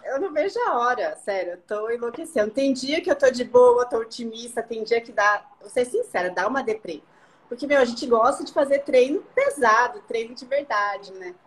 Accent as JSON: {"language": "Portuguese", "town": "Curitiba", "region": "Paraná", "country": "Brazil", "said": "eu sou de Curitiba"}